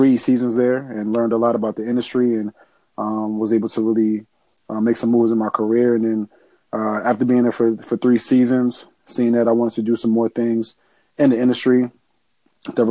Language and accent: English; New Jersey, United States; I'm from Sarasota, New Jersey.